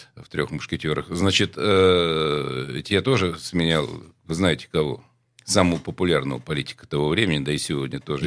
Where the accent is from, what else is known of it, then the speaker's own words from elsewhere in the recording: Saint Petersburg, Russia; also born or lived in Port Arthur; Я тогда возглавлял спецслужбу моего родного города